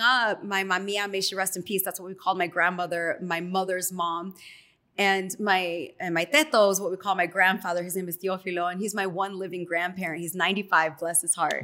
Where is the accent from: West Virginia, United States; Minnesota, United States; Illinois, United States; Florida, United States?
Illinois, United States; Chicago; moved away as an adult; also born or lived in Miami; now in Los Angeles, United States; doing part-time in my hometown, Market three of Chicago